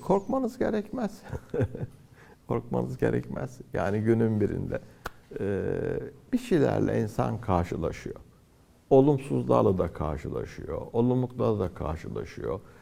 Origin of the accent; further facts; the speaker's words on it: Antalya, Turkey; moved away as an adult; now in Istanbul, Turkey; Antalya'da doğdum, büyüdüm.